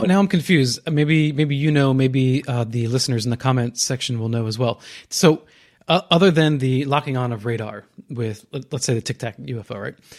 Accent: New Jersey, United States; growing up in New Jersey

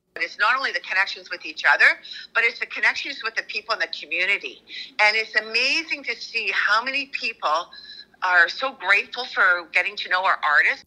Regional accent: Peterborough, Ontario, Canada; moved away; I grew up in Peterborough, um, in the West End, and I started doing community theater there

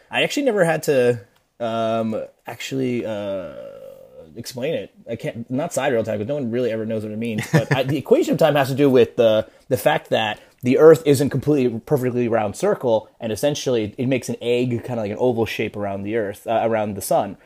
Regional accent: New Jersey, United States; I'm Peruvian and I'm from New Jersey, but I am technically s, part Spaniard

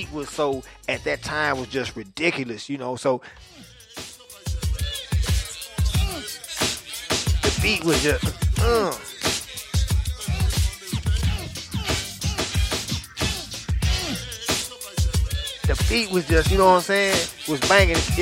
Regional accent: the South, United States; I was from the South.

